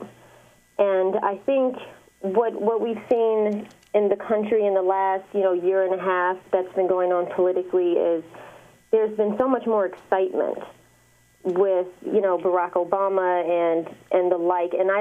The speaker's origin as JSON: {"language": "English", "town": "Detroit", "region": "Michigan", "country": "United States", "said": "I'm from the east side of Detroit"}